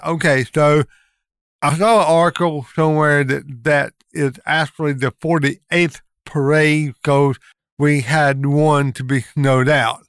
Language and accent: English; Lincoln County, North Carolina, United States; born and raised in Lincoln County